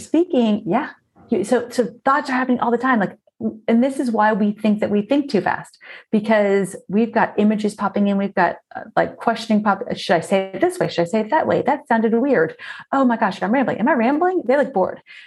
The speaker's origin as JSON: {"language": "English", "region": "South Florida", "country": "United States", "tie": "born or raised there", "said": "I grew up in South Florida and we spent so much time outdoors"}